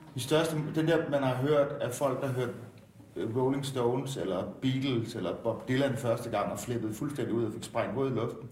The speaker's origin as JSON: {"language": "Danish", "town": "Jordløse", "region": "Southern Denmark", "country": "Denmark", "tie": "born or raised there", "said": "født og opvokset i Jordløse, 5 km fra det boede"}